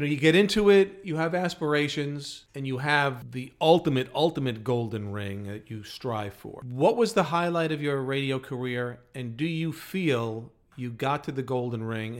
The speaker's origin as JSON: {"language": "English", "region": "New York", "country": "United States", "tie": "born or raised there", "said": "Got to do it in New York, in our hometowns"}